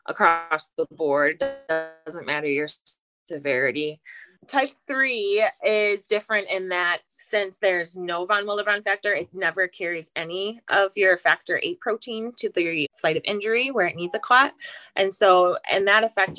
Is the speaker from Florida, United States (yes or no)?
no; halfway between Lansing and Detroit, Michigan, United States; I'm from Michigan, kind of halfway between Lansing and Detroit. And I married my high school sweetheart.